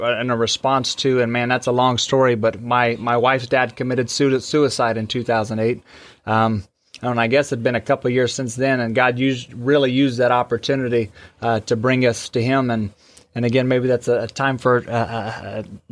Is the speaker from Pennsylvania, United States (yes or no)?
no; Wichita, Kansas, United States; now in Birch Tree, United States; I was born in Wichita, Kansas, which is a lot bigger community